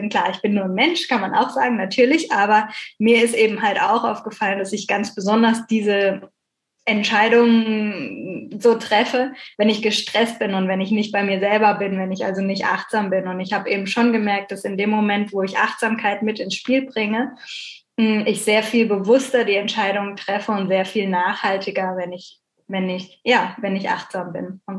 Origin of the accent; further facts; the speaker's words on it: Bucaramanga, Santander, Colombia; now in Germany; Aber bei uns in Bucaramanga habe ich nichts gefunden.